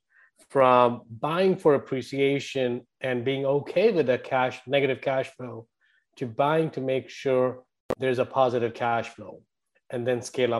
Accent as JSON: {"language": "English", "country": "India", "tie": "born or raised there", "moved": "as an adult", "lives_now": "United States", "said": "if my accent didn't give away, I grew up in India. I've been here for over 22 years now."}